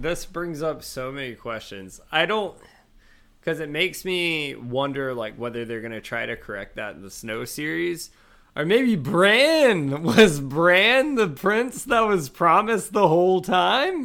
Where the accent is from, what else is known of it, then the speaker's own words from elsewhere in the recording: Georgia, United States; I'm from Georgia